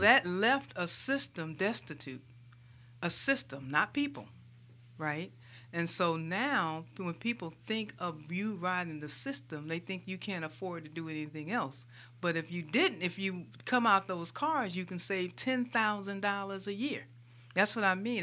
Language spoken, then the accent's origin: English; St. Louis, Missouri, United States; moved away as an adult; also born or lived in Des Moines, Iowa; now in Birmingham, United States; I am a Midwestern girl. I grew up in Saint Louis, Missouri